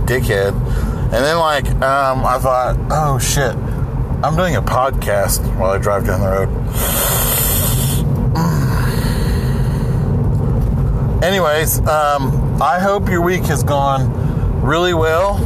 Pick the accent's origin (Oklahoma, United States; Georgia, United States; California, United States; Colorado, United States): Oklahoma, United States; Salina; moved away; my hometown, Salina, Oklahoma